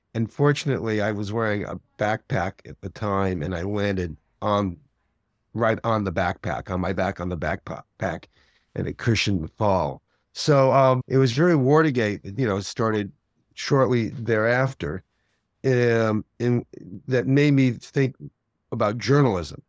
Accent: outside New York City, United States; I grew up outside New York City.

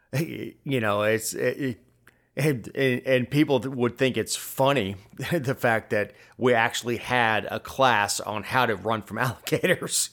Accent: South Florida, United States; I grew up in South Florida

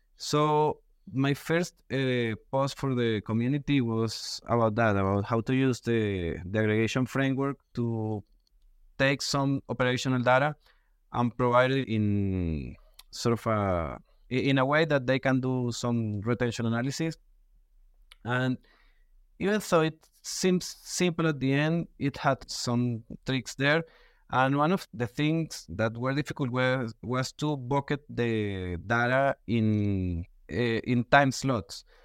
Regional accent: Venezuela; English is a second language; moved away as an adult; now in Mexico; I was born in Venezuela, but I have been living in Mexico six years.

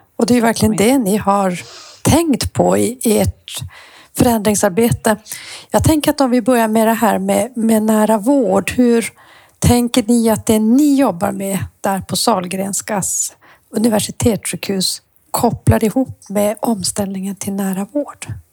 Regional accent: Luleå, Norrbotten County, Sweden; jag är Luleåbo

